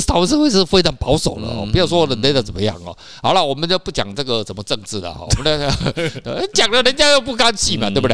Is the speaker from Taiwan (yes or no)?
yes; Taiwan; 不是只有我们台湾人爱看啦